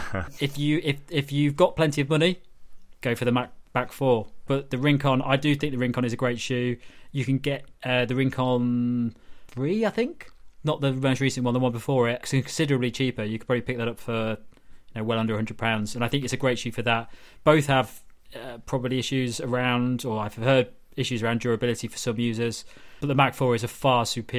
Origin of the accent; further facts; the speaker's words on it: United Kingdom; We're all British.